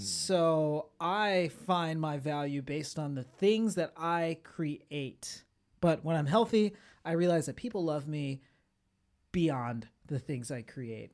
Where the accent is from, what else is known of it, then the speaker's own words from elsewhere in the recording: Florida, United States; I grew up in Florida